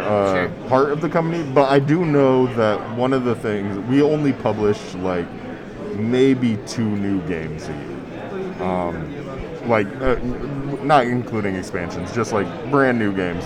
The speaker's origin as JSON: {"language": "English", "town": "Fort Wayne", "region": "Indiana", "country": "United States", "said": "I'm from Fort Wayne, Indiana"}